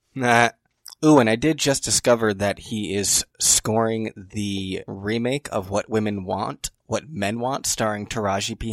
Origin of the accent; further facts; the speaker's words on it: United States; I was brought up in America